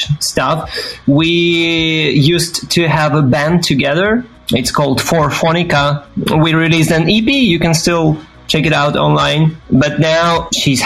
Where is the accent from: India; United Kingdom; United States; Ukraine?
Ukraine; Kyiv; English is a second language; moved away as an adult; now in Berlin, Germany; in Ukraine, in my hometown, Kyiv